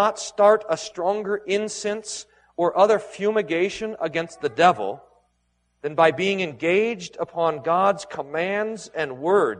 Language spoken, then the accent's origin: English; Texas, United States; growing up in Texas